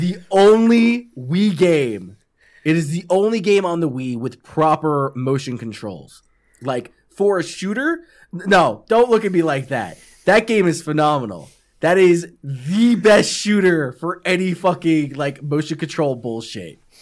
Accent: New York, United States; moved away; also born or lived in California / North Carolina; I'm from New York.

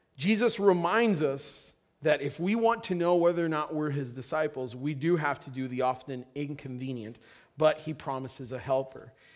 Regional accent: Puerto Rico; moved away; I come from Puerto Rico, and in Puerto Rico, it's a big deal if you're not married

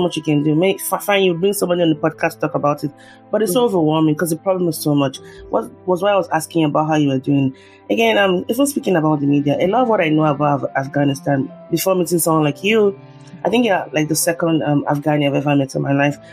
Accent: Nigeria; moved away as an adult; now in United States; I'm a Nigerian here in the US. I've been, I've lived here for 10 years

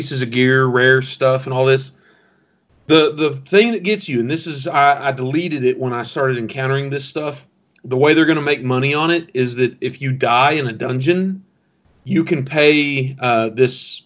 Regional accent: the South, United States; I'm from the South

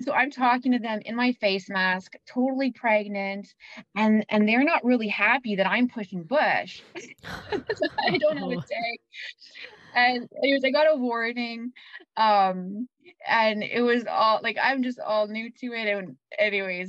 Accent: Winkler, Manitoba, Canada; now in Winnipeg, Canada; I grew up in Winkler

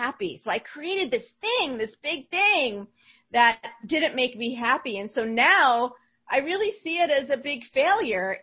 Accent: New Jersey, United States; I'm from New Jersey

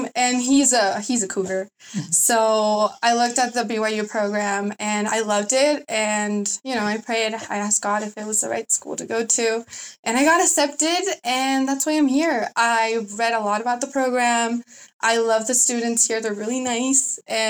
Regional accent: Chile; English is a second language; now in United States; I come from Chile, and I recently got accepted into the nursing program.

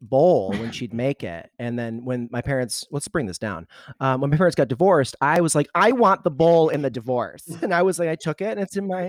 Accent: Redford, Michigan, United States; also born or lived in Detroit, Michigan; now in Chicago, United States; I'm from Detroit.

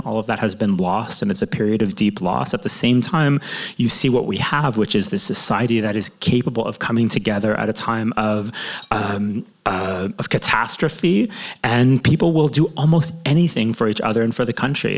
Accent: Toronto, Ontario, Canada; now in Jerusalem, Israel; growing up in Toronto.

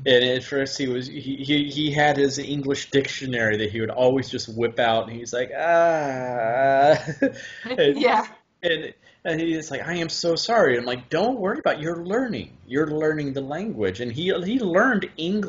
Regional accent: Huntsville, Alabama, United States; I grew up in Huntsville and all these German scientists, and I was around them, so I just picked it up naturally.

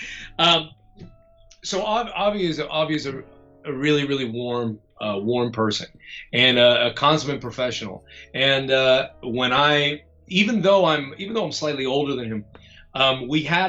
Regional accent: Florida, United States; I'm from Florida

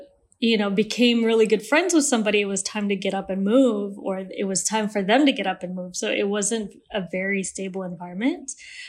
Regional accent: Malaysia; also born or lived in Switzerland; I was born in Switzerland, and my family, and due to my dad's job, we moved around every 3 or 4 years. So I'm Malaysian, but I don't have an accent.

